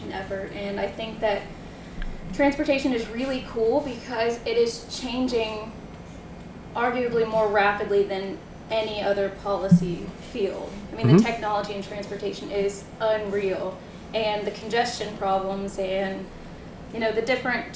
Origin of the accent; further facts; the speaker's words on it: Pasadena, Texas, United States; moved away as an adult; also born or lived in Nashville, Tennessee; I'm originally from Houston, Texas, actually southeast of Houston, Pasadena, Texas